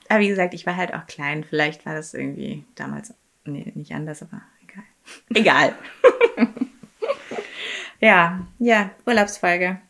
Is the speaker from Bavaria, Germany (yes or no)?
yes; Munich, Bavaria, Germany; Ich bin ja in München groß geworden